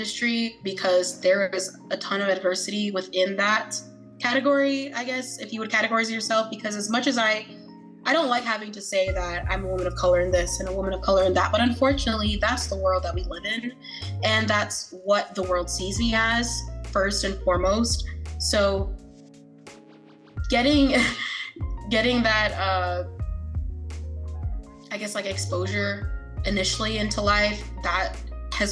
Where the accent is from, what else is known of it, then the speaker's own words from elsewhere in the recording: New York City, New York, United States; also born or lived in Queens, New York; growing up in Brooklyn, New York, and then going to Queens